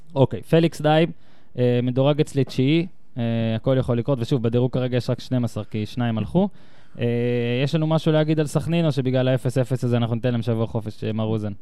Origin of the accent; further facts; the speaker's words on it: Northern District, Israel; moved away as an adult; also born or lived in central Israel; גדלתי בצפון